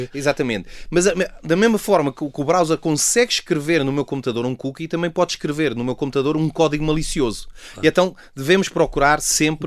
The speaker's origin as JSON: {"language": "Portuguese", "country": "Portugal", "said": "como cidadão, como português"}